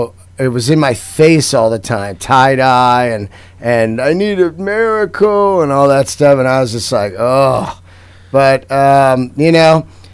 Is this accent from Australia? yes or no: no; San Francisco, California, United States; when I was growing up in San Francisco